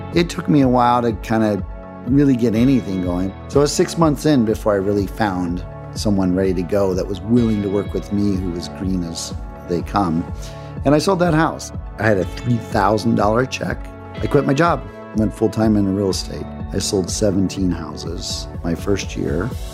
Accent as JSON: {"language": "English", "town": "Cleveland", "region": "Ohio", "country": "United States", "tie": "born or raised there", "moved": "as an adult", "lives_now": "Los Angeles, United States", "said": "I grew up in Cleveland, Ohio. I was there until uh, I was 18 years old."}